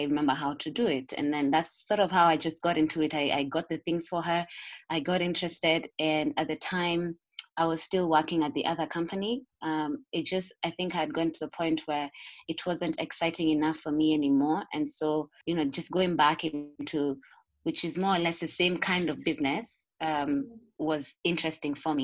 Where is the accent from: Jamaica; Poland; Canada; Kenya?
Kenya; Nairobi; So I was born in Nairobi and I've grown up in Nairobi